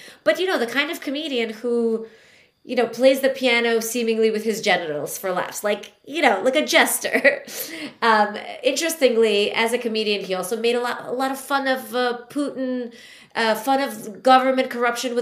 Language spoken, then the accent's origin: English; Latvia; moved away; also born or lived in New York, United States; I was born in Latvia, was part of the Soviet Union.